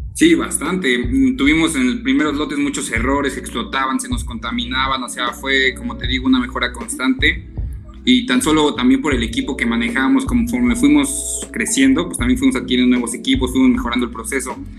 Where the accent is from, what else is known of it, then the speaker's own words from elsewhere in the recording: Teotihuacán, State of Mexico, Mexico; crecimos en Teotihuacán y nacimos en Teotihuacán